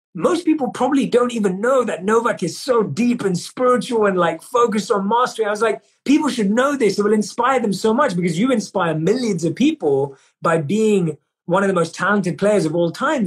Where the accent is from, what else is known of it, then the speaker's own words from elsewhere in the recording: London, United Kingdom; born and raised in London, and I grew up in a society where success and achievement was seen as the metric